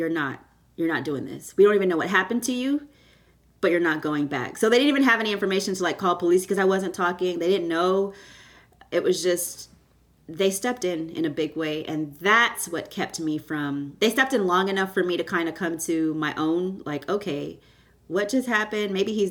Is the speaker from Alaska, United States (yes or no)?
no; Houston, Texas, United States; born or raised there; also born or lived in Canada